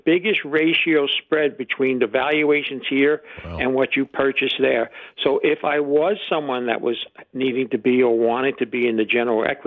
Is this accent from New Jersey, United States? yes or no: yes; New Jersey, United States; I'm from New Jersey